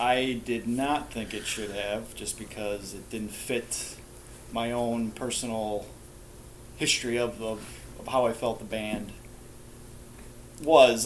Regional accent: Milwaukee, Wisconsin, United States; born here in Milwaukee

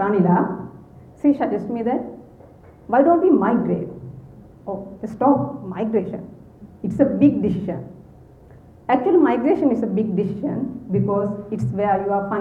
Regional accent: Sri Lanka; moved away as an adult; now in Canada; I'm from Sri Lanka, and culture there is entirely different from Canada

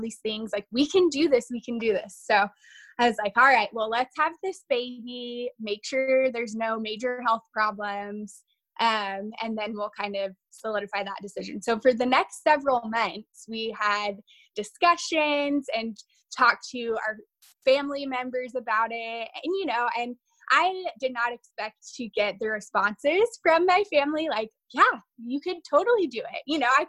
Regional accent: Lafayette, Louisiana, United States; moved away as an adult; also born or lived in Texas; now in Oregon, United States; I actually grew up in southern Louisiana

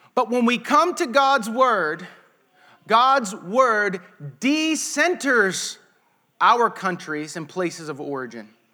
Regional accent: United States; we as American Christians

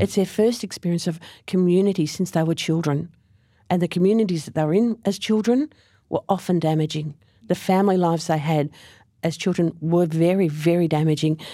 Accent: Frankston, Victoria, Australia; also born or lived in Gippsland; I actually grew up in Frankston, and I moved to Gippsland for, for work

